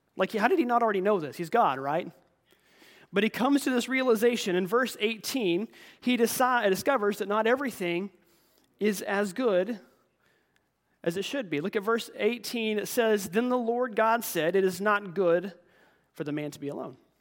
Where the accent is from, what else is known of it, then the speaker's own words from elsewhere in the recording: United States; we're raised and taught to be as Americans